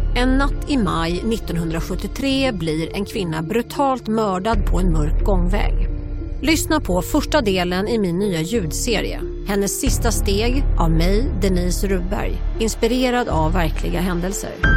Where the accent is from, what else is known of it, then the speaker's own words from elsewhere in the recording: Lund, Skåne, Sweden; jag är ju från Lund